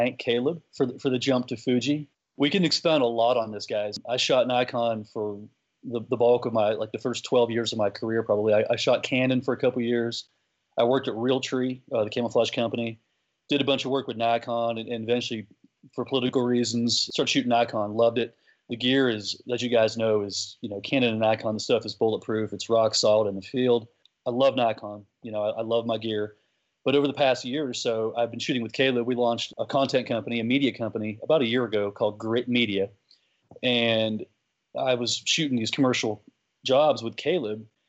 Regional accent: Erie County, Pennsylvania, United States; I'm from Pennsylvania originally, and I grew up chasing whitetails and turkeys and ducks with my dad in Erie County

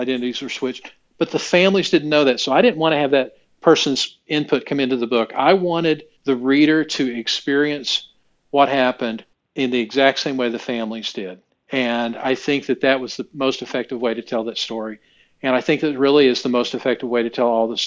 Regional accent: Oklahoma, United States; also born or lived in Indianapolis, Indiana; now in Indiana, United States; I grew up in Oklahoma, where football is a religion

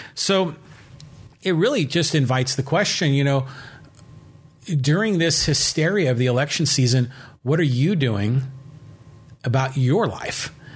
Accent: San Francisco, California, United States; I personally have lived in California my entire life. I was born in San Francisco

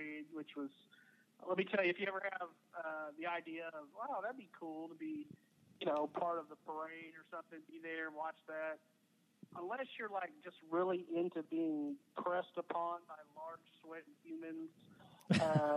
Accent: Brenham, Texas, United States; also born or lived in North Carolina / Wisconsin / Houston, Texas; in fourth grade, or at the start of fourth grade, we moved to Brenham, and you know, that's still where I consider, you know, my hometown.

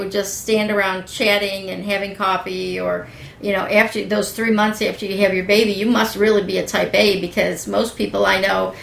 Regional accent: East Coast, United States; where I grew up on the East Coast where everything is green

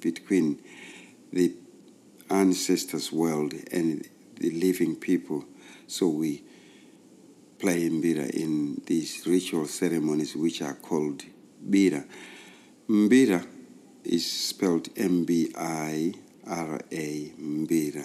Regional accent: Zimbabwe; I was born in Rhodesia, which was a British colony, basically, and there was an apartheid system. I grew up in what they called reserves

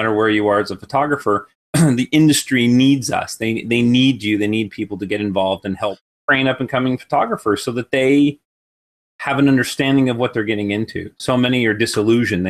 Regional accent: Fort Wayne, Indiana, United States; now in Corona, California, United States; I was born and raised in Fort Wayne, Indiana.

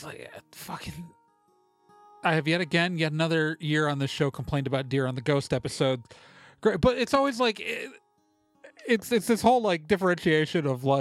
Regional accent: Milwaukee, Wisconsin, United States; also born or lived in Chicago, Illinois; I grew up in Milwaukee

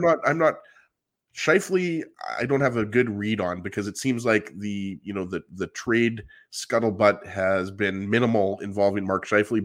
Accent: Canada; I'm Canadian

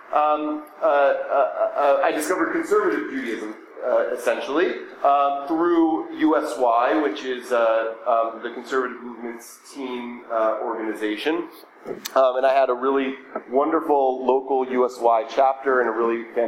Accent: Atlanta, Georgia, United States; So I was born in 1983. I grew up going to an Orthodox Jewish day school in Atlanta called the Greenfield Hebrew Academy.

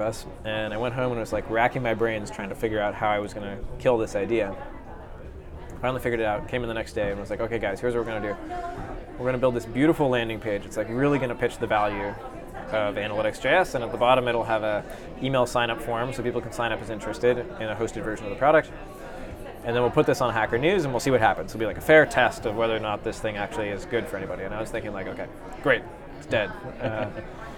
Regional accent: Seattle, Washington, United States; moved away; I grew up in Seattle

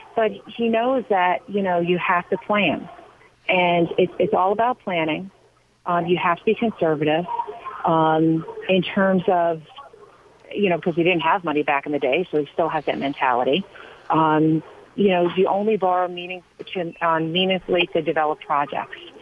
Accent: Long Island, New York, United States; I grew up on Long Island, and uh, like many kids on Long Island, we went fishing

